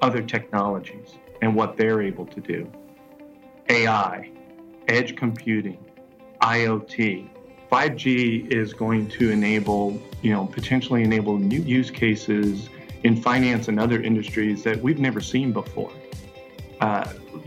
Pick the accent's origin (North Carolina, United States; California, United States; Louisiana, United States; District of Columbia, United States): Louisiana, United States; Lafitte; I grew up in Lafitte, Louisiana, which is a small fishing community about 20 miles south of New Orleans